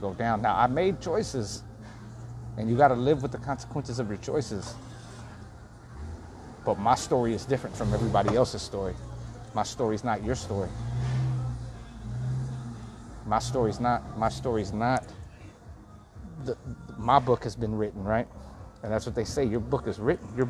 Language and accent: English; Texas, United States; now in Los Angeles, United States; Texas, I can't really get back to, you know? I would love to be able to go back and regroup and recharge my batteries in my hometown